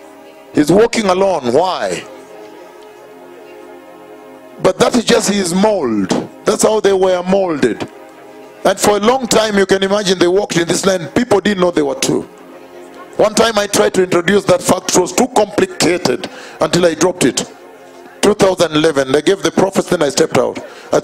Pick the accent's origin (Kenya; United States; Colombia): Kenya; I am from Kenya, I have seen the latter revival that was promised in the Bible.